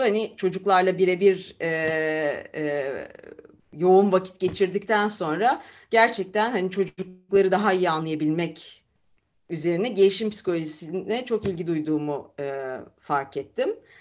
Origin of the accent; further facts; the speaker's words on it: Istanbul, Turkey; moved away as an adult; also born or lived in Izmir / Germany; now in Leiden, Netherlands; E, İzmir doğumluyum. E, İstanbul'da e, yalnız çocukluğumdan beri İstanbul'da e, büyüdüm